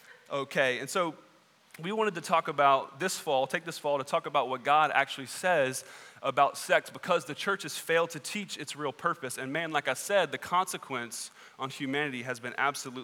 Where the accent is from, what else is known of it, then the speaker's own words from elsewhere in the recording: Southwest Georgia, United States; I grew up in Southwest Georgia